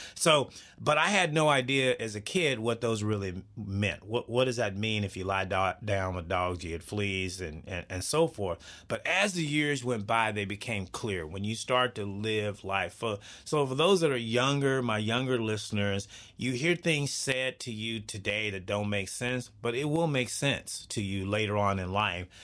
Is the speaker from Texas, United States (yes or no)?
yes; Texas, United States; I grew up in Texas. I'm a Southern boy